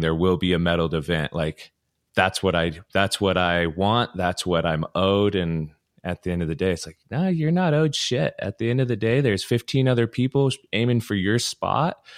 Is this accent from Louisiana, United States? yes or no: no; Ogden, Utah, United States; I was from Ogden, so, you know, Powder Mountain and Snow Basin were my two home spots back in the day.